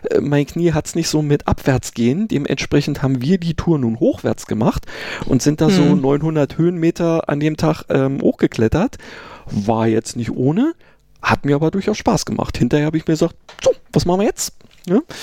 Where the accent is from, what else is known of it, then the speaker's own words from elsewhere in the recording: Berlin, Germany; ich bin ja in Berlin äh, geboren und aufgewachsen, äh, dementsprechend gab es da sowas